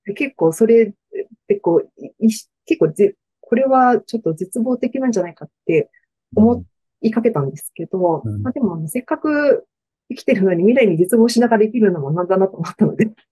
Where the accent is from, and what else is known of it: Tokyo, Japan; born or raised there